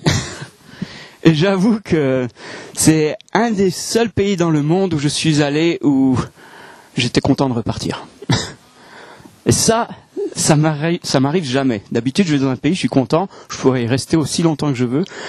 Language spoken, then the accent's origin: French; France; moved away as an adult; also born or lived in Hong Kong; now in Alsace, France; je suis français. Même s'il y a des gens qui ont des doutes, je suis français